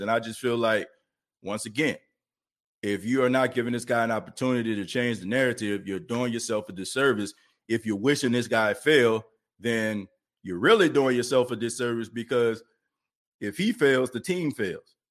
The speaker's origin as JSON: {"language": "English", "town": "New Orleans", "region": "Louisiana", "country": "United States", "tie": "born or raised there", "said": "I'm from New Orleans, okay? Born and raised in the Nightwood"}